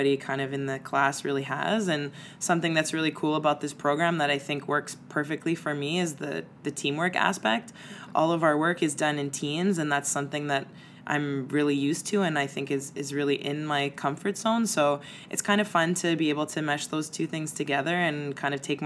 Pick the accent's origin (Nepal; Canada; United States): Canada; Montreal, Quebec; I'm from Montreal